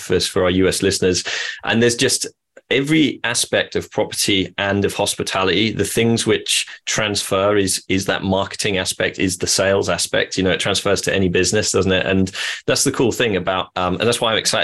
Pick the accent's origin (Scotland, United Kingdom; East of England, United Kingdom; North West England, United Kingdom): East of England, United Kingdom; Norwich; I am from Norwich